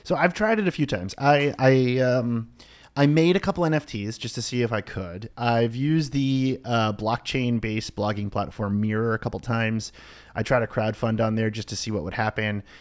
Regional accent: Boston, Massachusetts, United States; I grew up in the Boston area.

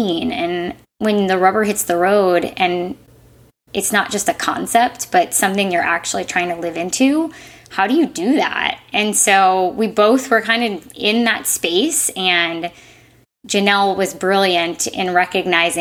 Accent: Midwest, United States; moved away; I grew up in the Midwest and went to school at Indiana University

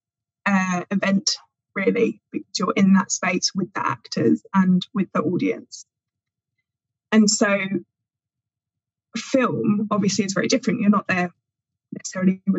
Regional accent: England, United Kingdom; as an English person

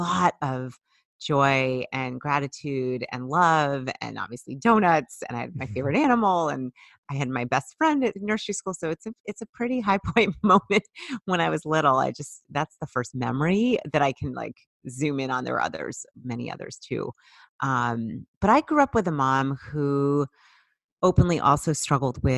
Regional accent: Boston, Massachusetts, United States; I grew up in the Boston area

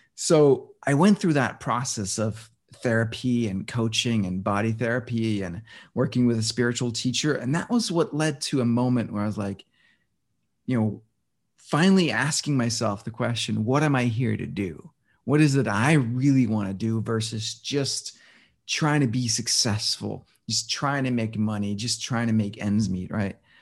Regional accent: Denmark; now in New York City, United States; I was born and raised in Denmark

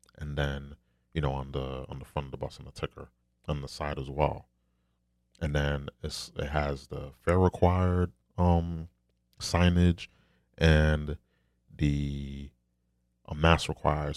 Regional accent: New York, United States; I'm from New York

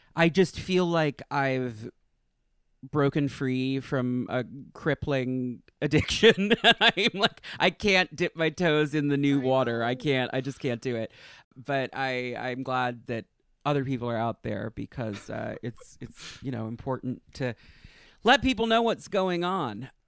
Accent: New York, United States; I'm from New York, and I, I lived in the city for ten years.

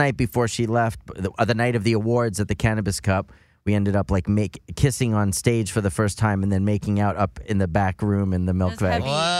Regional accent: Brooklyn, New York, United States; Brooklyn, New York.

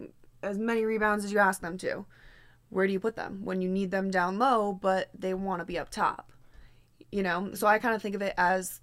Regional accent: Connecticut, United States; I'm from Connecticut

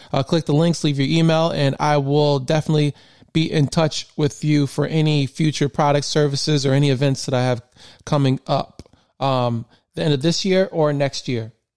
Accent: Michigan, United States; born and raised in Michigan.

